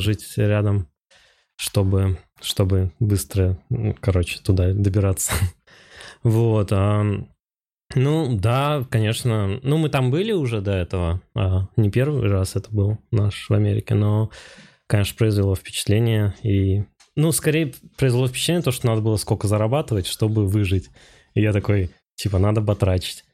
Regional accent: Rybinsk, Yaroslavl Oblast, Russia; moved away as an adult; also born or lived in Moscow / United States; Я вообще э, из Ярославской области сам, да. из Рыбинска. А, и я там в художке учился

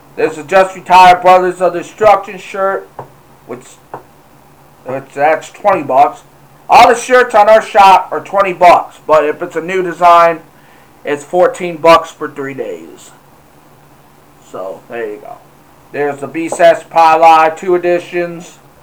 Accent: Michigan, United States; my hometown here in Michigan.

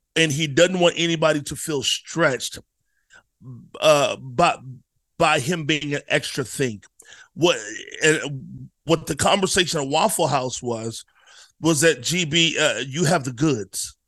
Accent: Virginia, United States; I'm from Virginia

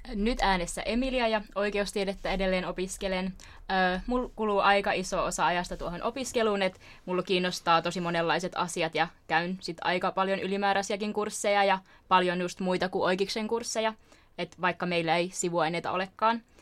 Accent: Rovaniemi, Lapland, Finland; moved away as an adult; now in Turku, Finland; en ole kotoisin Turusta, niin kuin muut, vaan tuolta joulupukin naapurista Rovaniemeltä.

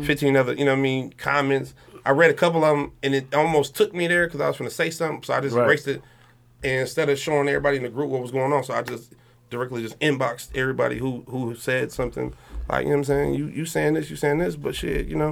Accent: Highland Park, United States; I'm from Highland Park

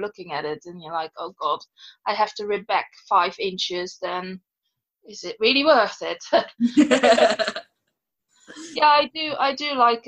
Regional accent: Netherlands; moved away as an adult; now in United Kingdom; I'm originally from the Netherlands and I've been living in the UK. Let me see. 14 years

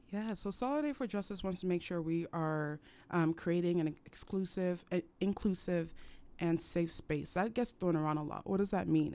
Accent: Cameroon; now in United States; I was raised in Cameroon

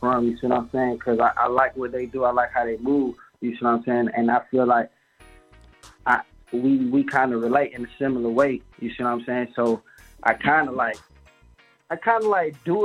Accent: Decatur, Georgia, United States; I'm from the east side, Decatur, but I get my money all over Atlanta

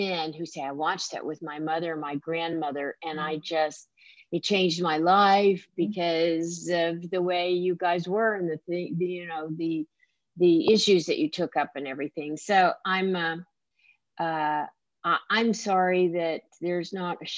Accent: the South, United States; being a Southerner

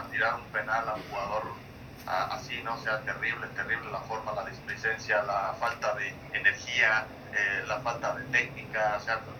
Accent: Lagos de Moreno, Jalisco, Mexico; also born or lived in Aguascalientes; aquí en Lagos de Moreno, que es de donde yo soy originario

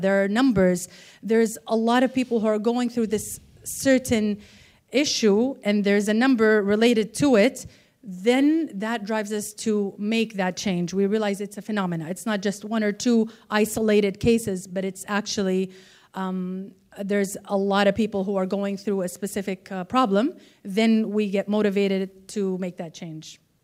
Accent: Saudi Arabia; I'm from Saudi Arabia

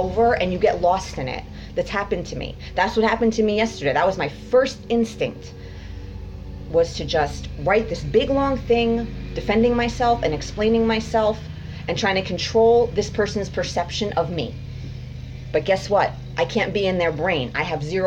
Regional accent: United States; I was born in America

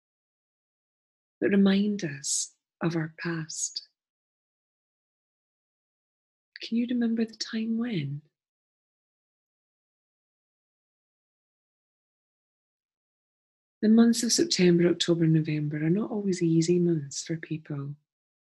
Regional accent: Scotland, United Kingdom; Being a Scottish person

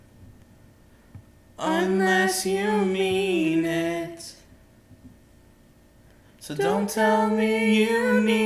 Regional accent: United States; we're from America

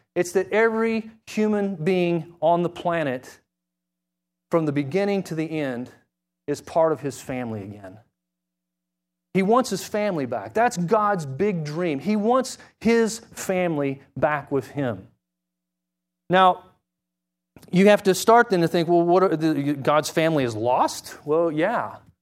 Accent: Springfield, Missouri, United States; I grew up in Springfield, Missouri

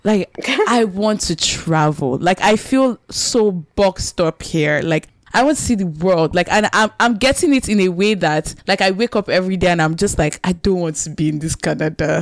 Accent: Nigeria; we're so Nigerian

